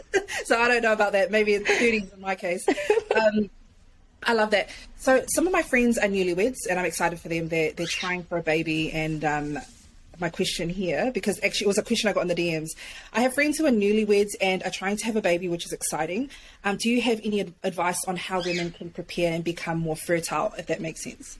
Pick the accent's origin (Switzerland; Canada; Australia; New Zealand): New Zealand; moved away as an adult; I'm a Kiwi. I'm a Kiwi. So, like, I've only been here, like, close to a year